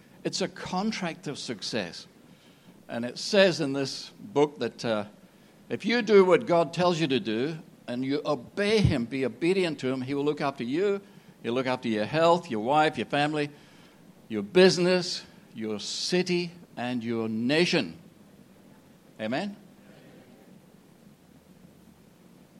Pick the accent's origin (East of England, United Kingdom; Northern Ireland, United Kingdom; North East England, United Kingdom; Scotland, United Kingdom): Scotland, United Kingdom; I'm from Scotland.